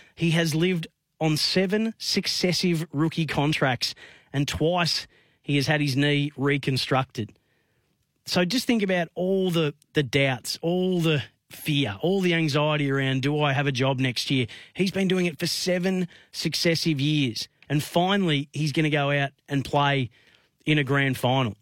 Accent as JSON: {"language": "English", "town": "Bendigo", "region": "Victoria", "country": "Australia", "tie": "born or raised there", "said": "my hometown of Bendigo"}